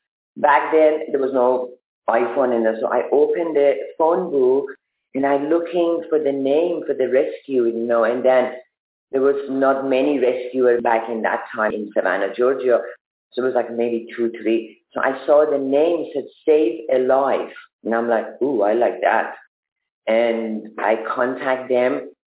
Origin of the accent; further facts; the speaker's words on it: Germany; Because I'm from Germany.